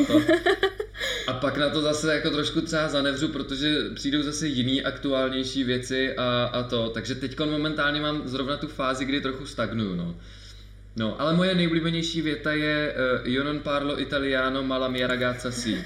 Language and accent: Czech; Czechia; kde jsem vlastně působil já jako jediný Čech